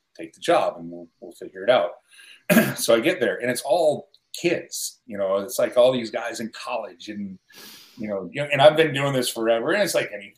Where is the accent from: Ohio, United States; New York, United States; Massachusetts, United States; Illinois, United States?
New York, United States; Buffalo; moved away; I grew up in Buffalo